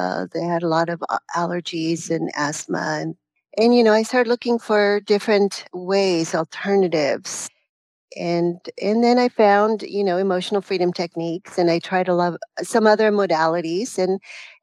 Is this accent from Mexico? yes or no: yes; Mexico; moved away; also born or lived in California; I was born in Mexico in a small little village